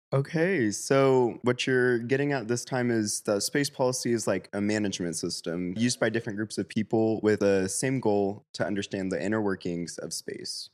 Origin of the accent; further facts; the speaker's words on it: Sacramento, California, United States; also born or lived in Los Angeles; I'm originally from Sacramento